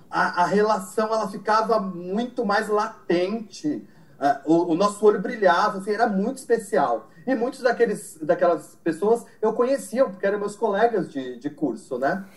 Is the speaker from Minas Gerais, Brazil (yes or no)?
no; Mauá, São Paulo, Brazil; also born or lived in Santo André / São Bernardo do Campo / São Caetano do Sul; Eu nasci em Santo André, cresci em Mauá